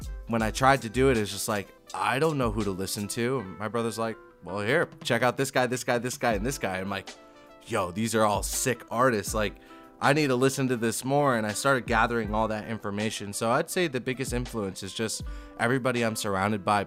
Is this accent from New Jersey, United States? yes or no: yes; New Jersey, United States; one of my friends, Cooper Davis, that I grew up with in New Jersey